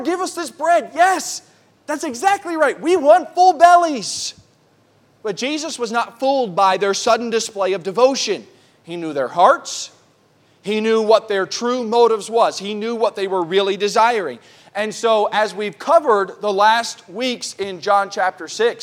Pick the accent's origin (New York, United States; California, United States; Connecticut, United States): New York, United States; New York City; also born or lived in Oklahoma; now in Riverhead, United States; I grew up in New York City